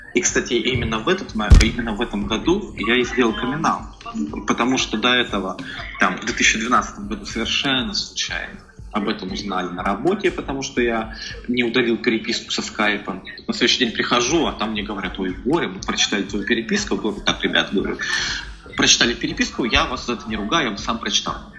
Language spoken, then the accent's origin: Russian; Tyumen, Tyumen Oblast, Russia; moved away as an adult; now in Saint Petersburg, Russia; я здесь э, родился в Петербурге, но э, долгое время, опять же, по семейным обстоятельствам я жил в Тюмени. То есть там же я вырос, учился в университете и приехал в Петербург только в 2010 году.